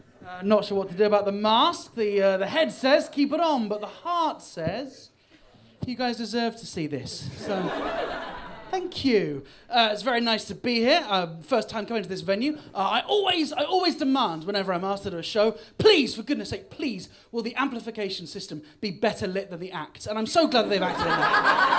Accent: Bristol, South West England, United Kingdom; I am from Bristol, but I sound a bit posh. But don't worry, I'm not.

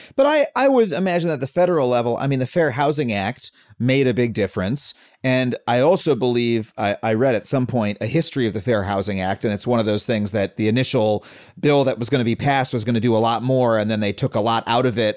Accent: Long Island, New York, United States; I grew up on Long Island

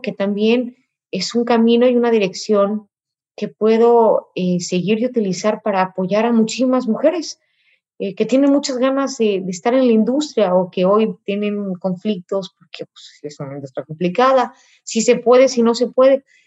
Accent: Mexico; first language Spanish; de mi país, de mi cultura

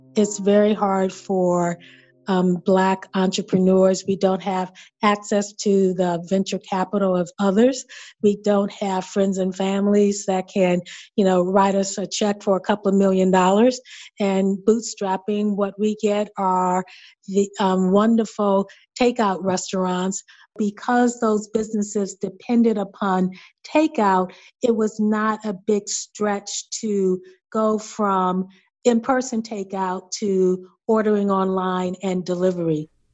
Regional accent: Chicago, Illinois, United States; I grew up in Chatham, and I remember there were several hardware stores in the neighborhood

